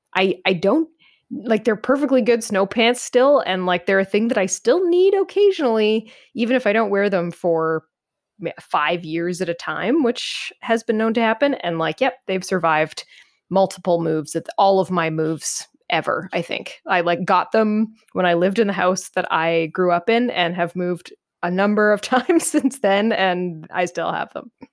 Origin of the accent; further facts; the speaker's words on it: Canada; as a Canadian